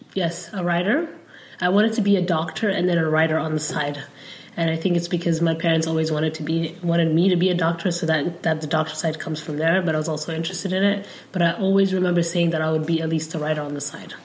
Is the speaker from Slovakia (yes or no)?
no; Somalia; first language Somali; English is a second language; also born or lived in Mogadishu; now in United States; I'm from Somalia. Um, and then after I learned, well, Somali, I learned growing up